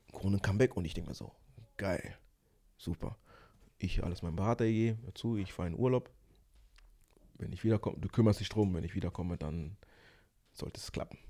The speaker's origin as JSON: {"language": "German", "area": "Ruhr area", "region": "North Rhine-Westphalia", "country": "Germany", "also_born_or_lived": "Angola / Kinshasa, Congo", "said": "ich bin aus dem Ruhrpott"}